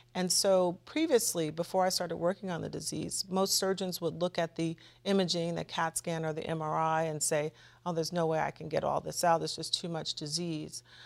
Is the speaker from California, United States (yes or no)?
yes; Los Angeles, California, United States; moved away as an adult; also born or lived in New Hampshire; I grew up in Los Angeles, California, in a neighborhood called Baldwin Hills, View Park area.